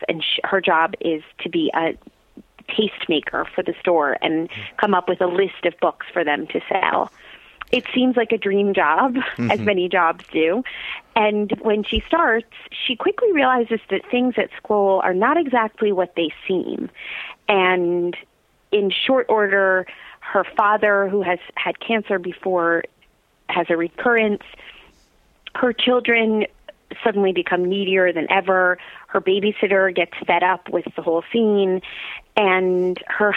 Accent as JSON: {"language": "English", "town": "South Orange", "region": "New Jersey", "country": "United States", "tie": "born or raised there", "said": "I grew up in South Orange, New Jersey, not far from where we live now"}